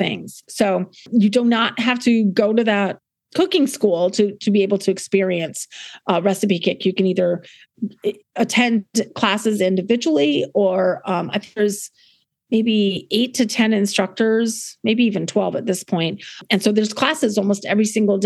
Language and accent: English; South Dakota, United States; also born or lived in New England; now in Fredericksburg, United States; I was born and raised in South Dakota and then moved to New England